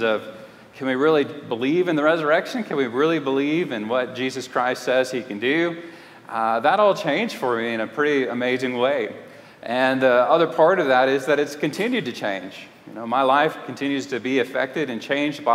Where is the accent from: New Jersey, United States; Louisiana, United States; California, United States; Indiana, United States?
Louisiana, United States; Lafayette; moved away; also born or lived in Houston, Texas / Clear Lake, Texas / Fort Worth, Texas / Canton, Texas; I grew up in Lafayette, Louisiana, and just a couple hours away from here